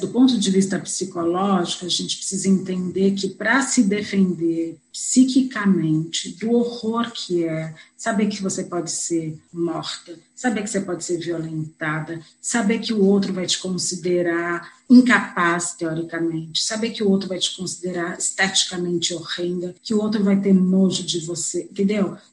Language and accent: Portuguese; São Paulo, Brazil; Eu sou de São Paulo, São Paulo é um estado